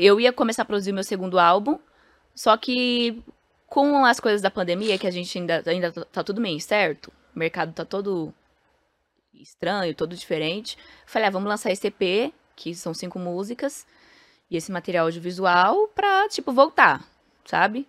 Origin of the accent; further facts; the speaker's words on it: São Paulo, Brazil; o prédio em frente ao Pombas Urbanas é onde eu fui criada